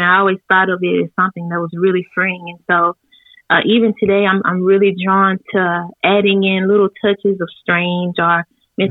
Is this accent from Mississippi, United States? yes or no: yes; Blackhawk, Mississippi, United States; I'm from Blackhawk, Mississippi. I've lived here my entire life of 30 years.